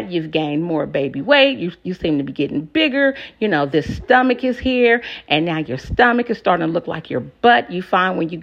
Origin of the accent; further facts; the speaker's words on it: West Coast, United States; now in Moyock, United States; I'm from the West Coast